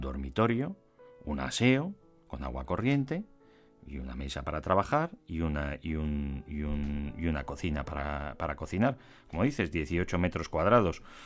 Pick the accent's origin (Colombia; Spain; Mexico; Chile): Spain; los que somos eh, ciudadanos de España